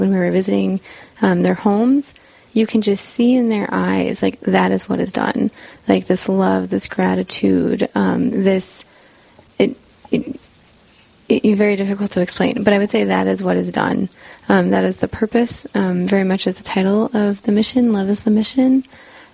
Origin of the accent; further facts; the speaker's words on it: Las Vegas, Nevada, United States; moved away as an adult; now in South Dakota, United States; I was born and raised in Las Vegas